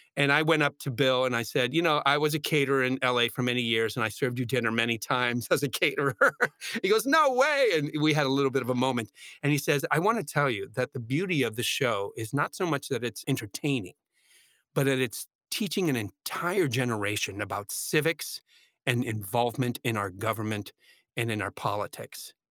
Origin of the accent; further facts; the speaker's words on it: San Juan, Puerto Rico; now in New York, United States; I wanted to perform in Puerto Rico, my hometown, and my parents were elderly.